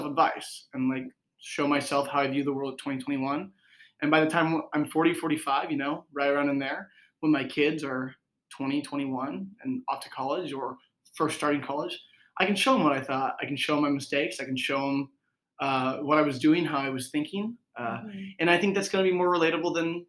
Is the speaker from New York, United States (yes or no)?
no; Corning, California, United States; moved away as an adult; now in Chico, United States; I'm from Northern California, and I was born and raised in a small town called Corning. I moved to Chico last August.